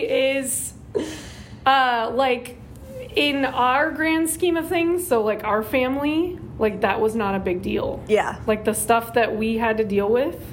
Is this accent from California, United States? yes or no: yes; Norco, California, United States; I was raised in Norco, um, so grew up in Norco